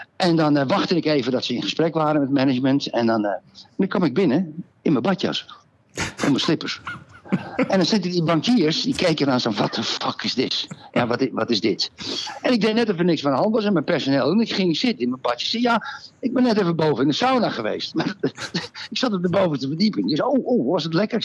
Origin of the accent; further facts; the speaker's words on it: Netherlands; now in Portugal; ik ben een Nederlander